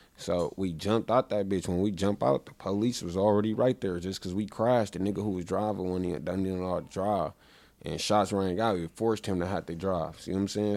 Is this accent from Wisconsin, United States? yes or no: yes; Milwaukee, Wisconsin, United States; I was born in Milwaukee. I, uh, I lived right around the corner when I was a kid.